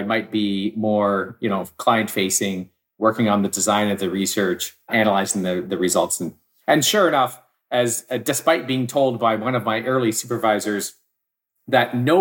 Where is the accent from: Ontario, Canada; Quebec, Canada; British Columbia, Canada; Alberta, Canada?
British Columbia, Canada; Victoria; also born or lived in Vancouver; I grew up in Victoria. I moved to Vancouver